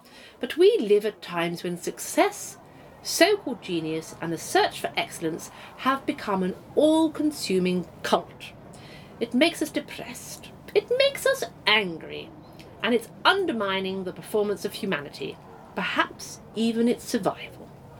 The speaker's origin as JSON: {"language": "English", "town": "Slough", "region": "South East England", "country": "United Kingdom", "said": "No, I'm from Slough."}